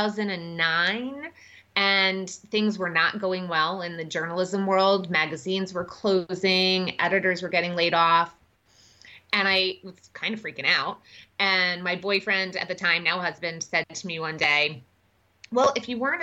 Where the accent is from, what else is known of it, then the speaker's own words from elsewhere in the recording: New York, United States; moved away as an adult; also born or lived in Washington, D.C.; now in Madison, United States; I grew up in New York and then I moved to D.C. right out of college and bounced around a little bit.